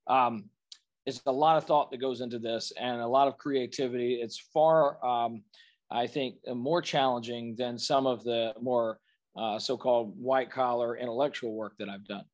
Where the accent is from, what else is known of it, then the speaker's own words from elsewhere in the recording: Birmingham, Alabama, United States; that's my hometown. That's where I am right now